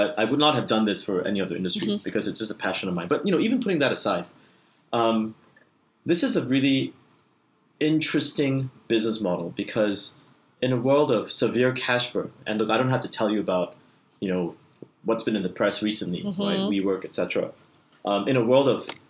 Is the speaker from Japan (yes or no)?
no; Singapore; it was headquartered in my home country of Singapore.